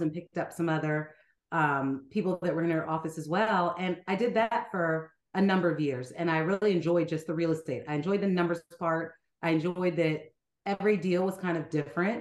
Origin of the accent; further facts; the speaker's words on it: Charleston, South Carolina, United States; moved away as an adult; also born or lived in Raleigh, North Carolina; now in Atlanta, United States; I grew up in Charleston